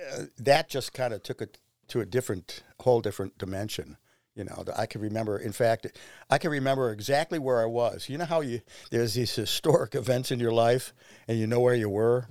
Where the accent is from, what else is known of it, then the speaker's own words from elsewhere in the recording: Shaker Heights, Ohio, United States; I grew up in Shaker Heights